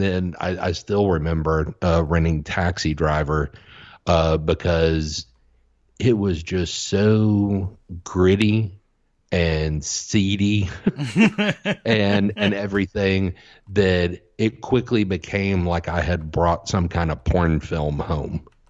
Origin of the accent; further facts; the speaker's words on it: the South, United States; as a kid growing up in the South